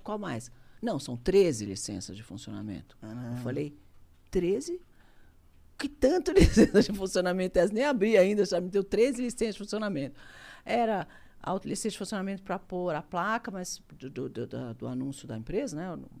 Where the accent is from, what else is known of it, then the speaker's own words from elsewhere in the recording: Brazil; Eu sou brasileiro, adoro o Brasil